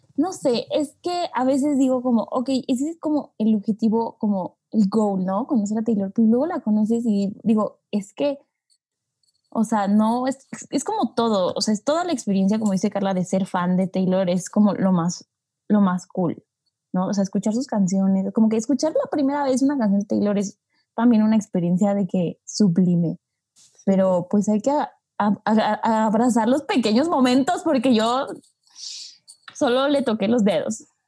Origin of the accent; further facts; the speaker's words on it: Mexico; sí soy de México.